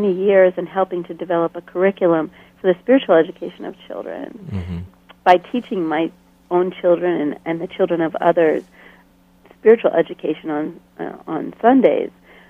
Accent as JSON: {"language": "English", "country": "Bolivia", "tie": "born or raised there", "said": "I had almost done so much of my growing up in Bolivia, you know, mm-hmm. far away."}